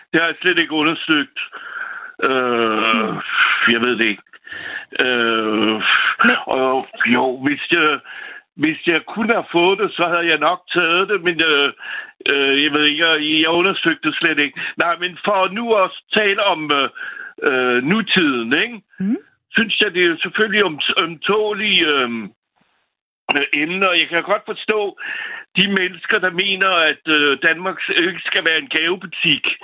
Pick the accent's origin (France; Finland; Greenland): France; now in Copenhagen, Denmark; Jeg er selv franskmand, og jeg er 61 år.